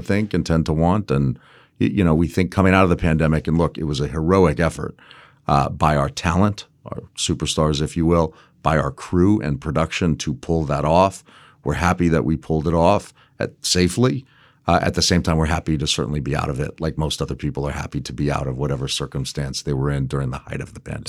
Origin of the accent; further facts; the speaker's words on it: Las Vegas, Nevada, United States; also born or lived in Los Angeles / Hawaii; I grew up primarily in Las Vegas